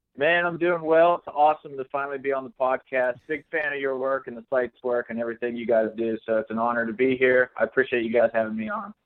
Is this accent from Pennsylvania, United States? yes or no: yes; McConnellsburg, Pennsylvania, United States; moved away as an adult; also born or lived in Morgantown, West Virginia; I grew up in South Central PA, so not actually in Pittsburgh at all. Uh, it was a little town called McConnellsburg, Pennsylvania, in Fulton County